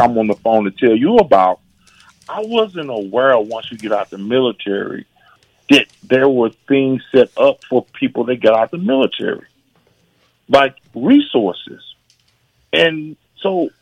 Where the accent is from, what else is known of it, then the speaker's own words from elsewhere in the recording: Texarkana, Texas, United States; moved away as an adult; also born or lived in San Francisco, California; born and raised in Texarkana, Texas